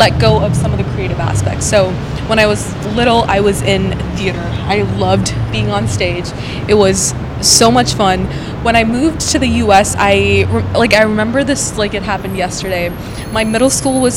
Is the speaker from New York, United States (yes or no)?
no; Minnesota, United States; moved away as an adult; also born or lived in India / Seattle; now in Los Angeles, United States; I was born in India, grew up there for a little bit, and then moved to Minnesota, which is where I did all the way from elementary school through college